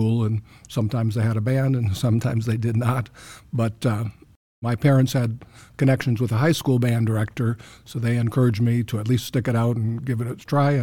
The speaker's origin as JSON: {"language": "English", "town": "Chicago", "region": "Illinois", "country": "United States", "tie": "born or raised there", "also_born_or_lived": "Indiana", "moved": "as an adult", "lives_now": "Centerville, United States", "said": "I grew up in the Chicago area"}